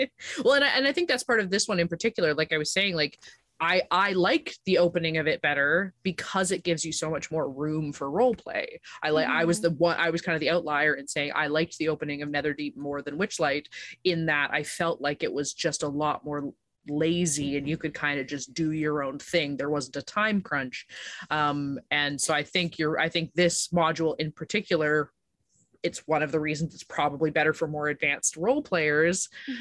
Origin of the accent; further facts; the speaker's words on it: Canada; We're so Canadian.